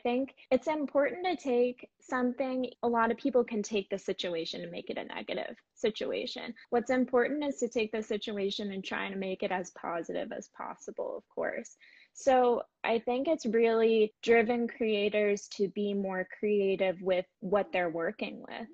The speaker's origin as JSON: {"language": "English", "town": "Boca Raton", "region": "Florida", "country": "United States", "tie": "born or raised there", "moved": "as an adult", "said": "I grew up mainly in Boca Raton, Florida."}